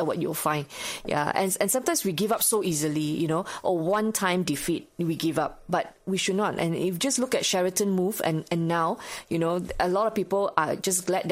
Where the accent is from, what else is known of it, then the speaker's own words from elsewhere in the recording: Subang Jaya, Selangor, Malaysia; also born or lived in Australia; my hometown, Subang Jaya